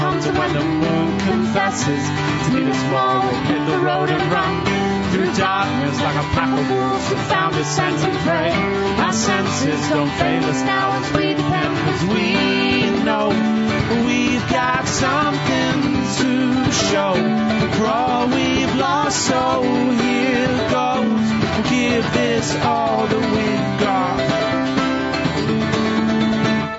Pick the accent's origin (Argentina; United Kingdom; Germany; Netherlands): United Kingdom; moved away; I'm British